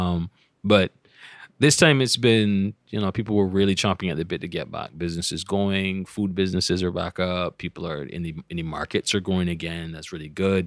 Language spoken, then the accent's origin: English; Barbados; growing up in Barbados